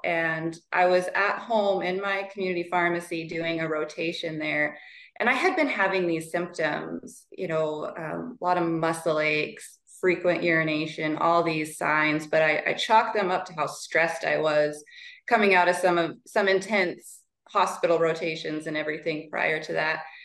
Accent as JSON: {"language": "English", "region": "Montana", "country": "United States", "tie": "born or raised there", "said": "step in as manager in my hometown pharmacy"}